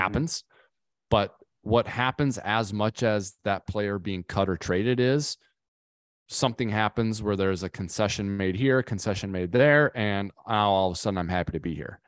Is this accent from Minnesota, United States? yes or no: yes; Minnesota, United States; I'm from Minnesota myself